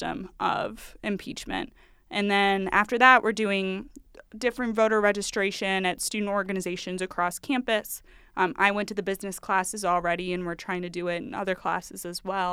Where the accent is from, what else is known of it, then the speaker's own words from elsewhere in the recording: St. Louis, Missouri, United States; moved away as an adult; now in Des Moines, United States; I'm from St. Louis, Missouri, a town just outside of it